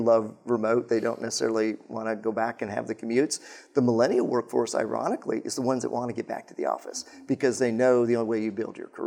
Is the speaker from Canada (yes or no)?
no; Colorado, United States; I grew up in Colorado